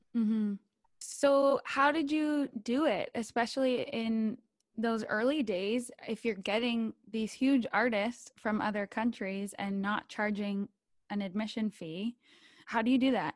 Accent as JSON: {"language": "English", "town": "London", "region": "Ontario", "country": "Canada", "tie": "born or raised there", "said": "As a person who was born and raised in London, Ontario"}